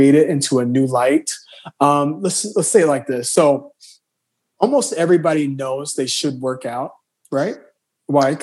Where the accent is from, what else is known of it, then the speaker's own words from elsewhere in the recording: Southern Illinois, United States; moved away as an adult; also born or lived in Chicago, United States; now in New York, United States; from Southern Illinois, borderline Kentucky, hillbilly at heart